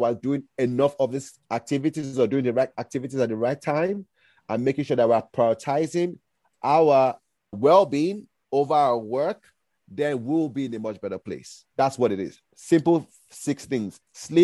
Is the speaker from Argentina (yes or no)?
no; Nigeria; moved away; also born or lived in United States; I'm originally Nigerian